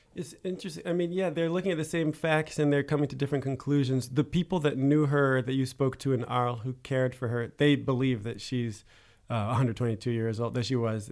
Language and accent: English; United States; now in Paris, France; as an American in Paris